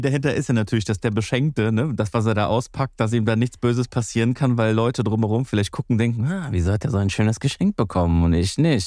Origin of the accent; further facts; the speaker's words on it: Greece; bei uns in Griechenland